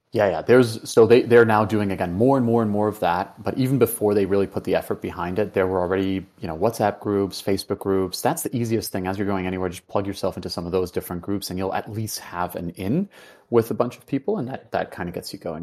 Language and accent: English; Venezuela; moved away; I grew up in Venezuela for, for a part of it